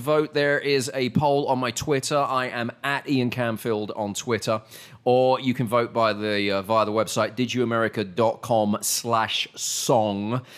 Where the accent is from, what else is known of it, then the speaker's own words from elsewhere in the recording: United Kingdom; also born or lived in New York; now in Texas, United States; I was British